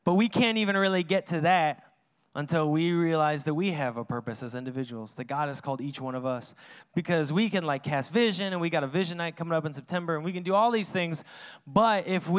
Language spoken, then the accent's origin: English; Washington, United States; I'm from Washington